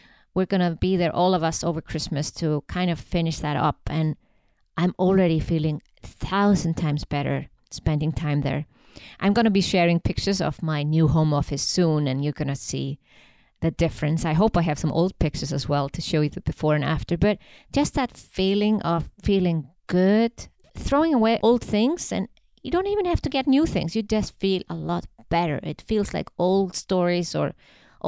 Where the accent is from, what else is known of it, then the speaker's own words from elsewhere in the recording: Iceland; moved away as an adult; now in Switzerland; I come from Iceland.